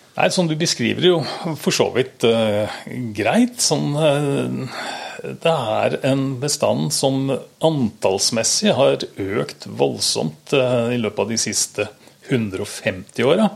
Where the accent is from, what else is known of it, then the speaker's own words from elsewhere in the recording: Sandefjord, Vestfold, Norway; moved away; Jeg kommer opprinnelig fra Sandefjord.